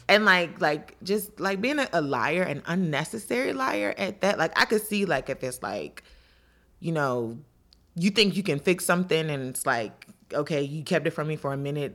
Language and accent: English; Washington, District of Columbia, United States; also born or lived in Maryland; I grew up in D C and Maryland